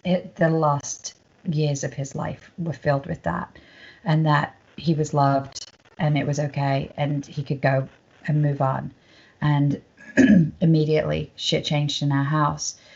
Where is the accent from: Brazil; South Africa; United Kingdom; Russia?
United Kingdom; now in Los Angeles, United States; I'm British and they like my accent